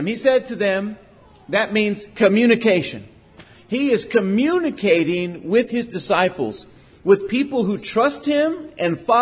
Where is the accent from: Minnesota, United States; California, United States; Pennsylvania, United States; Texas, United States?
Texas, United States; Port Lavaca; I grew up in Port Lavaca, Texas, and everybody goes fishing